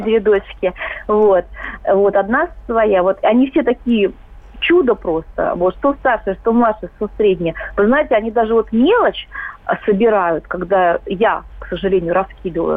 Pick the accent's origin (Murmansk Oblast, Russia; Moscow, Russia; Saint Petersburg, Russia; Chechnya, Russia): Moscow, Russia; я москвичка